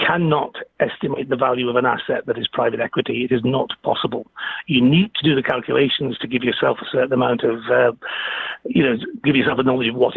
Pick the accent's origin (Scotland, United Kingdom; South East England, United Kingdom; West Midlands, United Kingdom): West Midlands, United Kingdom; Stoke-on-Trent; moved away as an adult; also born or lived in Aberdeen; now in Manchester, United Kingdom; I'm based in Manchester now, which is not too far away from Stoke, my hometown, but I did spend most of my life in Aberdeen, so nearly 30 years